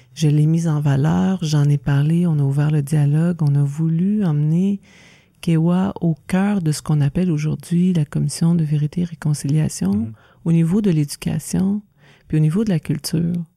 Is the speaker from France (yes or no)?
no; Saint-Alexis, Quebec, Canada; also born or lived in Joliette; now in Wakefield, Canada; Je suis née à ah. Joliette, puis on a grandi à Saint-Alexis de Montcalm